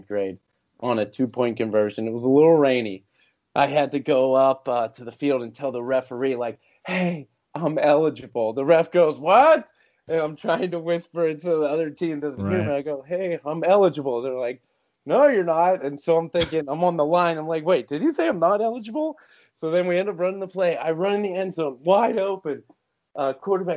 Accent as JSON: {"language": "English", "town": "Pittsburgh", "region": "Pennsylvania", "country": "United States", "tie": "born or raised there", "said": "I was born and raised in Pittsburgh"}